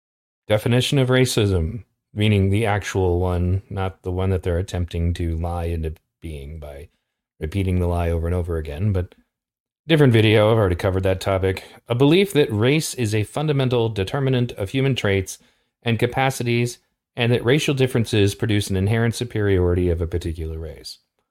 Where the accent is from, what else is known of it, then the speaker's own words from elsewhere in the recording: California, United States; I'm from California